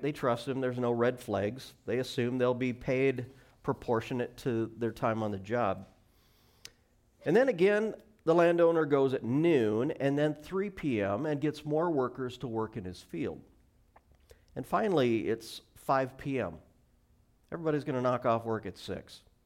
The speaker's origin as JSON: {"language": "English", "region": "Montana", "country": "United States", "tie": "born or raised there", "moved": "yes", "lives_now": "Washington, United States", "said": "I grew up in Montana"}